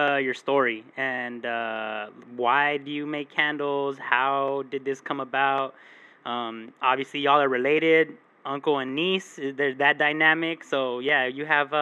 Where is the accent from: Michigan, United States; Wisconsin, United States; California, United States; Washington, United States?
California, United States; Huntington Park; I'm from Huntington Park.